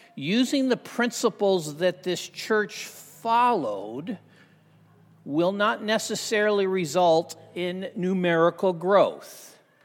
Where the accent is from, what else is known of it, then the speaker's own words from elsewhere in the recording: Southern California, United States; I grew up in Southern Cal